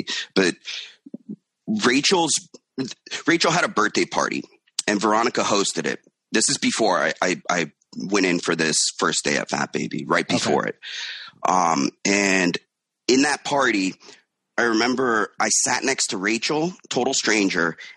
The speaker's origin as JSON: {"language": "English", "town": "Miami", "region": "Florida", "country": "United States", "moved": "yes", "lives_now": "New York, United States", "said": "I'm from Miami, and okay. my parents had a Quiznos back in Miami"}